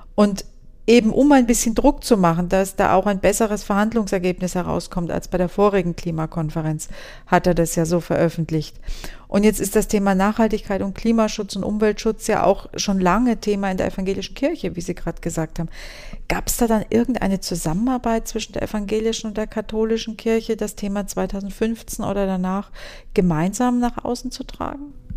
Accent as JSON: {"language": "German", "area": "Würzburg district", "region": "Bavaria", "country": "Germany", "said": "im Landkreis Würzburg, also da, wo ich herkomme"}